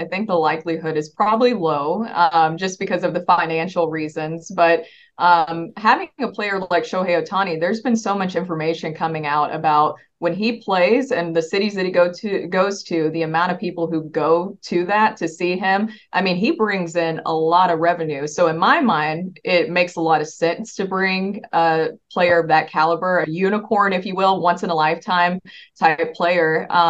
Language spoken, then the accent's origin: English; near Nashville, Tennessee, United States; moved away; I grew up near Nashville, Tennessee, so it's sometimes just easier to say Nashville.